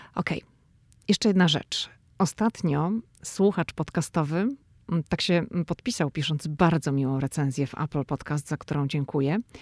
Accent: Szczecin, West Pomeranian Voivodeship, Poland; moved away as an adult; now in Washington, D.C., United States; dziewczyna ze Szczecina, która wylądowała w Waszyngtonie

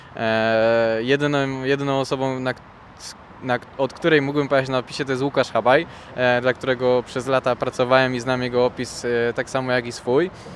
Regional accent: Silesian Voivodeship, Poland; also born or lived in Żywiec; jestem ze Śląska, mieszkam dosyć blisko odcinków

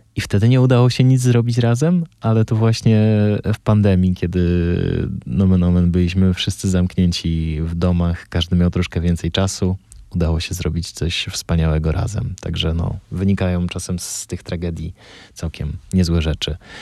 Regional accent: Bielsko-Biała, Silesian Voivodeship, Poland; ja się wychowałem w Bielsku Białej

